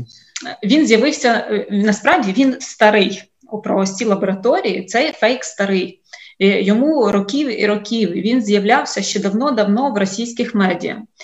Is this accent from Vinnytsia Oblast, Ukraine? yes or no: yes; Vinnytsia, Vinnytsia Oblast, Ukraine; я сама з Вінниці